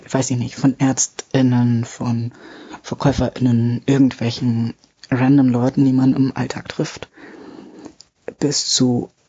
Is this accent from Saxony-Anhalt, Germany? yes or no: no; Bavaria, Germany; eigentlich komme ich aus Bayern, aber ich bin hier hochgezogen